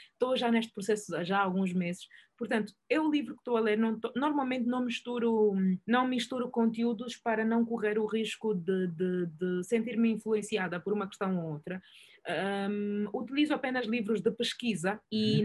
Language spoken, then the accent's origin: Portuguese; Angola; eu sou angolano